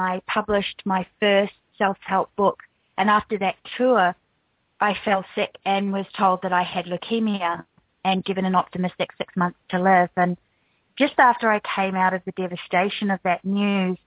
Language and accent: English; New Zealand; moved away as an adult; also born or lived in United States; now in Australia; I'm actually from New Zealand, even though now I live in Australia